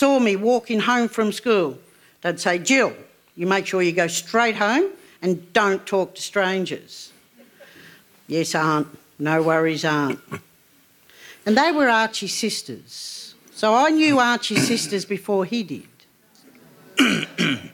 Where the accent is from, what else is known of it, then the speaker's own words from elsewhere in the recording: Melbourne, Victoria, Australia; also born or lived in Gunditjmara country, Victoria; we moved to Melbourne, we moved to Fitzroy when I was about 8 years old